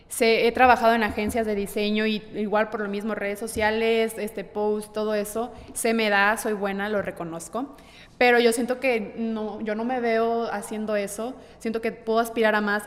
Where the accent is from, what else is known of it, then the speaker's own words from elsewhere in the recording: Ciudad Victoria, Tamaulipas, Mexico; moved away; yo vengo de Ciudad Victoria, Tamaulipas, y desde chiquita siempre he estado presente eh, la pintura al óleo